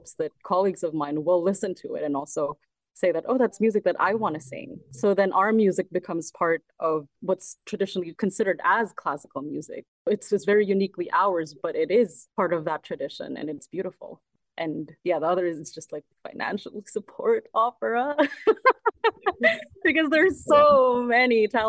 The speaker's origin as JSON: {"language": "English", "country": "Philippines", "tie": "born or raised there", "also_born_or_lived": "Manila / London", "moved": "as an adult", "lives_now": "Toronto, Canada", "said": "I grew up in the Philippines, so I speak Tagalog fluently"}